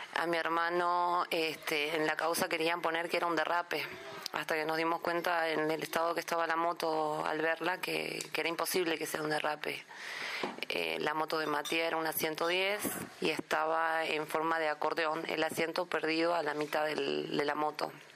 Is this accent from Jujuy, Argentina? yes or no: yes; San Salvador de Jujuy, Jujuy, Argentina; soy de San Salvador de Jujuy, departamento Manuel Grano, capital